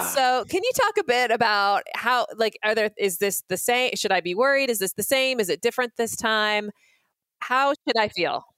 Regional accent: Boise, Idaho, United States; I hail from Boise, Idaho

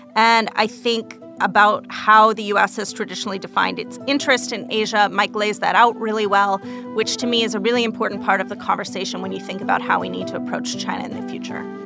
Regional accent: Calgary, Alberta, Canada; moved away; also born or lived in Texas; I grew up in Calgary, Canada, out in the Rocky Mountains, but I was actually born in Texas

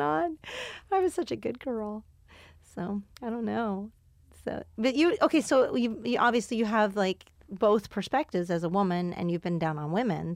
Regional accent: Houston, Texas, United States; Houston's my hometown.

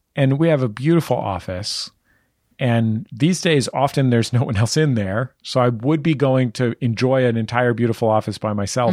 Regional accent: San Francisco, California, United States; I grew up in the Mission, right in the middle of San Francisco

